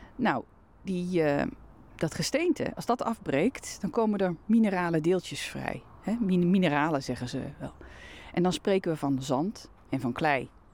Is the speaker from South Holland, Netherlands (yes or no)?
no; Veluwezoom, Gelderland, Netherlands; in de bossen van mijn jeugd ben aan de Veluwezoom